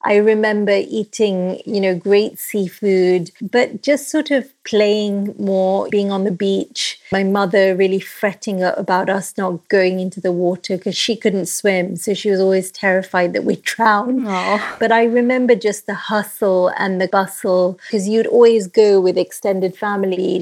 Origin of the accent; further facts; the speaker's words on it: Nairobi, Kenya; now in London, United Kingdom; I grew up in Kenya